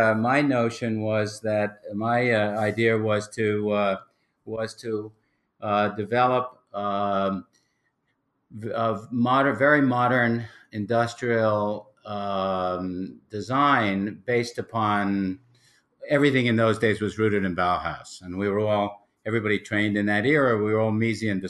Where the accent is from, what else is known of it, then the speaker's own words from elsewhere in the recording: New York City, New York, United States; I was raised in New York City